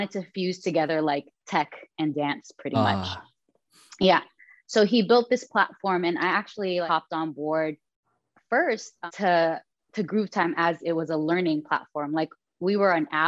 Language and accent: English; Philippines; I'm Filipino